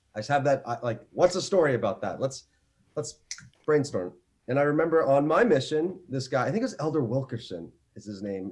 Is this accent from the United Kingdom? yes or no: no; Canada; also born or lived in Northwest Territories, Canada / Ontario, Canada; I am from Canada, beautiful Canada